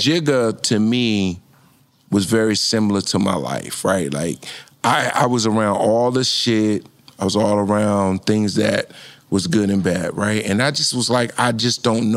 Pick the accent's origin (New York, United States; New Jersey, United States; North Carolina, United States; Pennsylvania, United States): New Jersey, United States; Newark; I'm from Newark, New Jersey